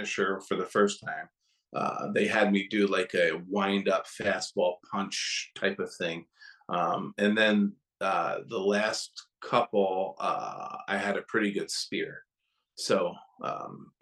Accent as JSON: {"language": "English", "town": "Kingston", "region": "New York", "country": "United States", "tie": "born or raised there", "said": "I grew up in Kingston, New York, which is only, you know, 90 miles north of Yankee Stadium"}